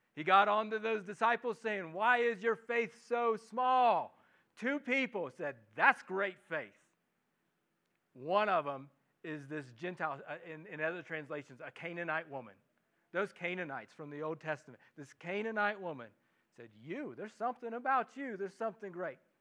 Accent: Midwest, United States; accent: Midwestern; now in Los Alamos, United States; my Midwestern English accent

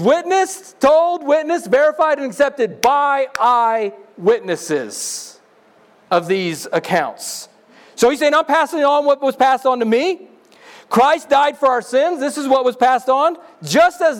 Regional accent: Missouri, United States; I'm from Missouri.

